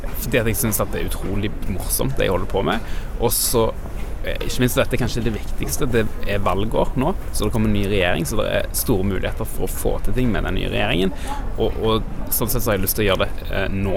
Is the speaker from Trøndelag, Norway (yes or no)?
no; Stavanger, Rogaland, Norway; now in Oslo, Norway; Jeg kommer fra Stavanger